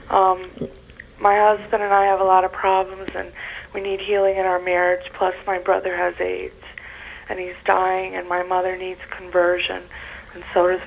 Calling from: Rochester, New York, United States; I'm from Rochester.

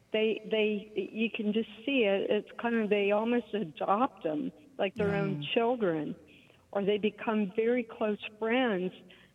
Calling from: Houston, Texas, United States; I'm calling from Houston, Texas. I'm a director of family life at Christ the Redeemer Catholic Church in Houston.

